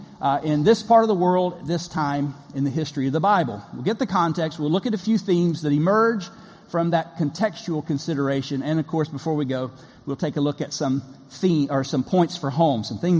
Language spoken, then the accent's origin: English; Florida, United States; I'm from the Southern Kingdom, not Judah, but Florida. Deep South